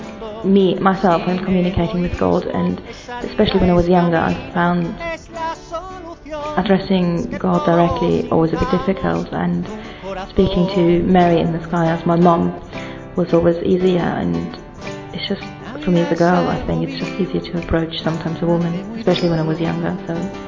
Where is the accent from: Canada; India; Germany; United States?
Germany; moved away as an adult; now in United Kingdom; I come originally from Germany, but I've been living in the UK now for the last 12 years.